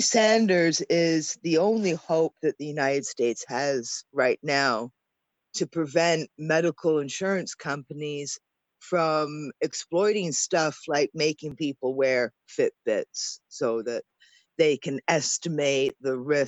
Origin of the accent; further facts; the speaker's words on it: Canada; I'm Canadian